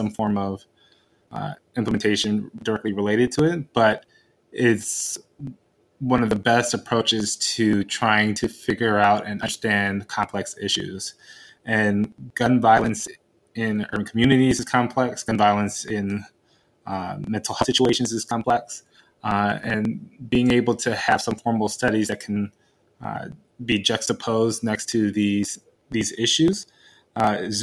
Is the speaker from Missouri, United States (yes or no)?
no; Chicago, Illinois, United States; I grew up in Chicago